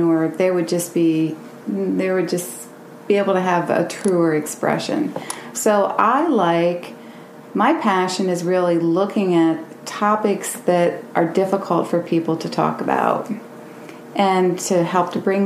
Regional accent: Williamsport, Pennsylvania, United States; I'm from Williamsport, was born and raised in Williamsport, and went away to different places

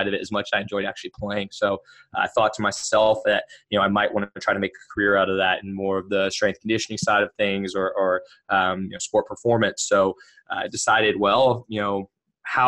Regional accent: Cincinnati, Ohio, United States; originally from Cincinnati, Ohio, born and raised in Ohio

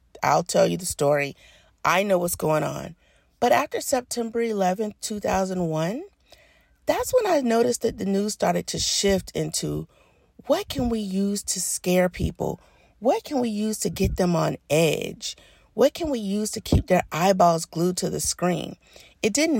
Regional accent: Birmingham, Alabama, United States; I grew up in Birmingham, Alabama

